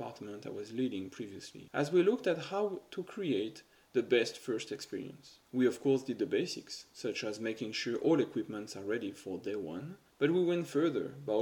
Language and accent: English; France; moved away as an adult; also born or lived in United Kingdom / Guangzhou, China; now in Shanghai, China; I actually never worked in France. I left my home country for the UK right after graduating from university